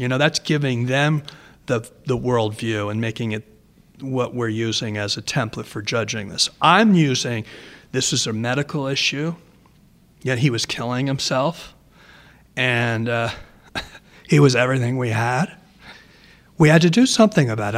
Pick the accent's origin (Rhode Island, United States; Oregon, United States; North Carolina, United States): Rhode Island, United States; I'm from Rhode Island